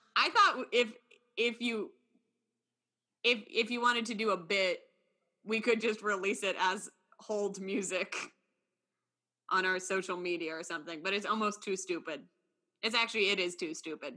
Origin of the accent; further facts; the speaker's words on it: New York, United States; me as a New Yorker